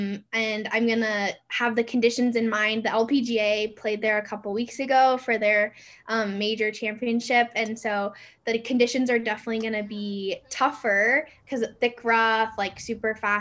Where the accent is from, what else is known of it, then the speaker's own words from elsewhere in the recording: the Northwest, Pacific Northwest, United States; now in Reno, United States; I'm from the Northwest